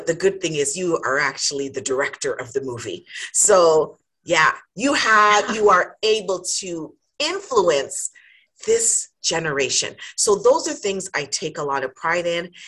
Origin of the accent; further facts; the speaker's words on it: Jamaica; now in Canada; So I am Jamaican by birth. I have to think about it because I'm like, yes. But I've been in Canada for a lot of years.